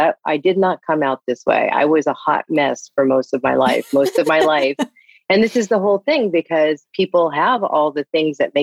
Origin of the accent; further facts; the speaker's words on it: Ithaca, New York, United States; also born or lived in Indiana; now in California, United States; I grew up in upstate New York. I was born in Indiana.